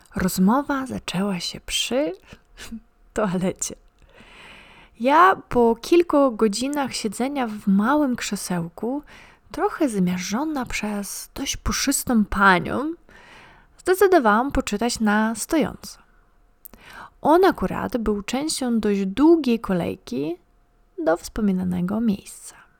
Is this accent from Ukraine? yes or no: yes; Ukraine; now in Poland; Pochodzę z Ukrainy, ale już długo mieszkam w Polsce.